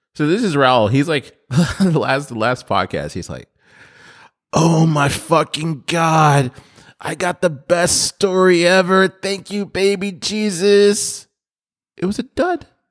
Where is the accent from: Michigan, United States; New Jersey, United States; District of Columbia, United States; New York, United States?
Michigan, United States; Detroit; moved away; I'm from Detroit